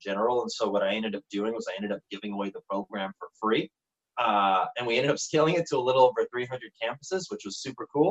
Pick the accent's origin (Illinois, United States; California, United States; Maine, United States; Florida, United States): Illinois, United States; Chicago; moved away as an adult; also born or lived in St. George, Utah; I'm originally from the Chicagoland area.